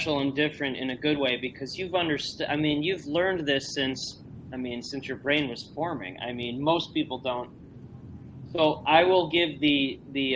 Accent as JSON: {"language": "English", "town": "Northbrook", "region": "Illinois", "country": "United States", "tie": "born or raised there", "said": "I grew up and live in the Northbrook Glenview area."}